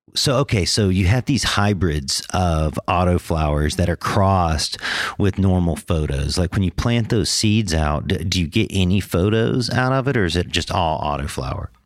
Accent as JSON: {"language": "English", "region": "Northern California", "country": "United States", "tie": "born or raised there", "also_born_or_lived": "Georgia", "said": "I grew up mostly in Northern California"}